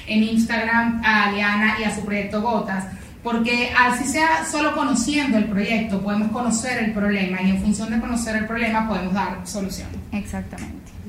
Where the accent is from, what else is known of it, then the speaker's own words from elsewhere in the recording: Venezuela; Y cuando tú dices, ¿cómo es posible que los demás lo vean y nosotros mismos como venezolanos no nos conectemos?